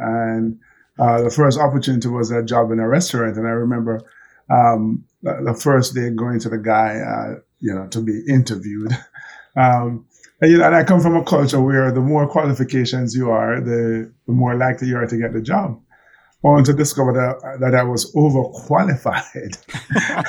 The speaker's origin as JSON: {"language": "English", "country": "Jamaica", "tie": "born or raised there", "moved": "yes", "said": "my early years were with my grandmother in the country"}